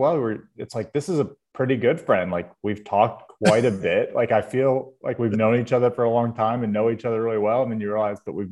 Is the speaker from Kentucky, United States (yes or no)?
yes; Louisville, Kentucky, United States; I grew up in Louisville, Kentucky